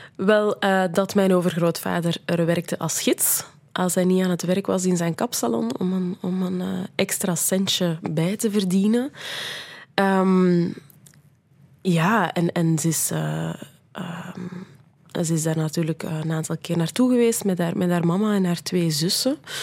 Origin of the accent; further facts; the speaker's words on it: Brussels, Brussels-Capital Region, Belgium; ik ben een Brusselaar, ik ben tweetalig opgevoed, ik spreek Nederlands, ik spreek Frans